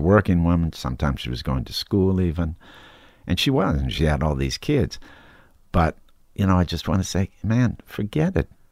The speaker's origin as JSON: {"language": "English", "region": "Wisconsin", "country": "United States", "tie": "born or raised there", "said": "growing up in Wisconsin with kind of good, well-educated Eisenhower era, you know, Republican parents"}